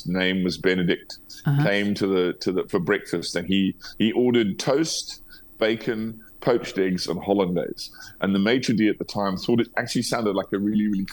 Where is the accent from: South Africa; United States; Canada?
South Africa